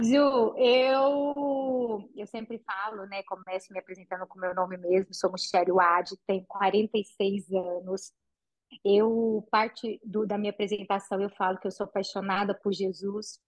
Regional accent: Patrocínio, Minas Gerais, Brazil; now in Goiânia, Brazil; Eu sou de uma cidade do interior de Minas chamada Patrocínio

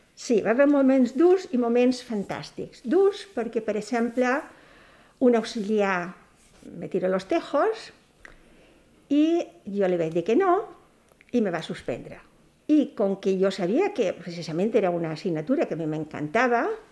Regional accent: Petrer, Valencian Community, Spain; moved away as an adult; now in Balearic Islands, Spain; Vaig néixer a Petrer, província d'Alicant, eh, en 1945

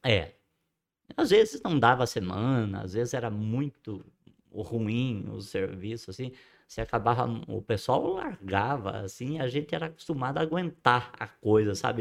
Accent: Ibitinga, São Paulo, Brazil; also born or lived in Borborema; eu não nasci em Bitinga, eu não sou cidadão ibitinguense no papel, sou Sim. de coração

